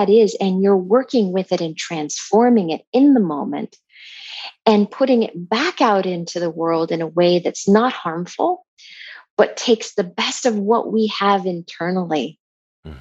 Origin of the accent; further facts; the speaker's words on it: Montana, United States; I grew up in Montana